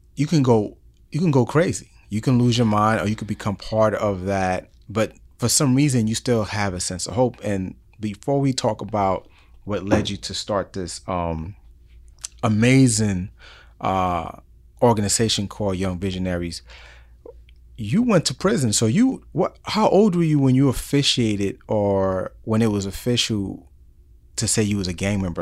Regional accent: New York City, New York, United States; moved away; growing up in New York City in the Bronx

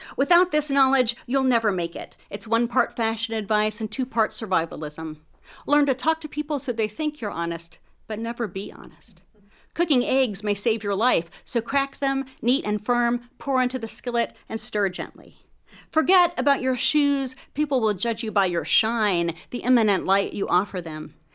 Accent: Oak Ridge, Tennessee, United States; growing up in Oak Ridge with my father

